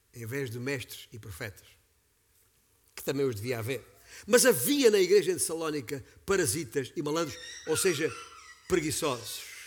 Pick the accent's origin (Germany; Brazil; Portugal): Portugal; Beja, Alentejo; sou alentejano por sangue, nascido e criado na cidade de Beja, capital do Baixo Alentejo